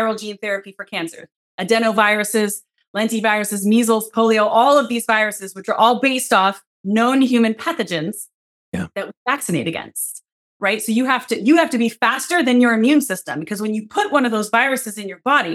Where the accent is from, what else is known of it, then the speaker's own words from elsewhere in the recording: Seattle, Washington, United States; I'm from Seattle.